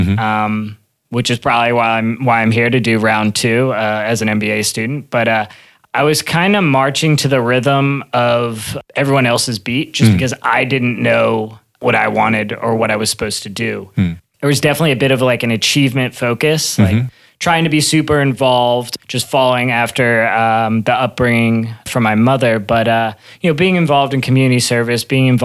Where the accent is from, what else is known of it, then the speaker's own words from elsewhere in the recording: Maryland, United States; I grew up in Maryland, probably about an hour outside the D.C. area.